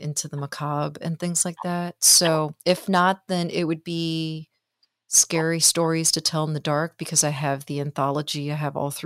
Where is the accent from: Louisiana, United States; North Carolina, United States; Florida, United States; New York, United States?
Florida, United States; Miami; growing up in Miami and absolutely having the ocean all around me